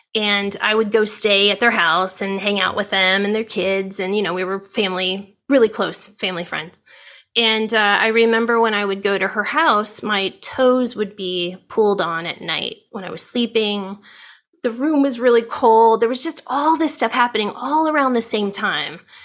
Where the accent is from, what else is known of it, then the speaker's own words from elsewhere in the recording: Ohio, United States; now in California, United States; I grew up in Ohio.